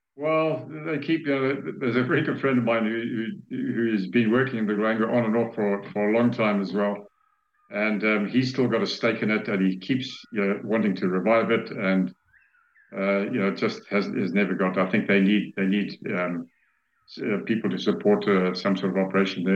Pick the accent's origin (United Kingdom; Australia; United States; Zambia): Zambia; I was born and raised in Zambia, I've spent most of my life here.